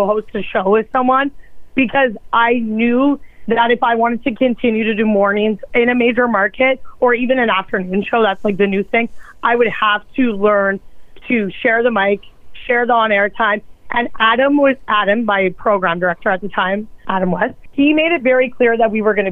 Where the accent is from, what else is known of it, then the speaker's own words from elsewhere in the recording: Edmonton, Alberta, Canada; moved away as an adult; now in Winnipeg, Canada; I was born in Winnipeg. But then we moved when I was like young. I was like six. And then I grew up in Alberta.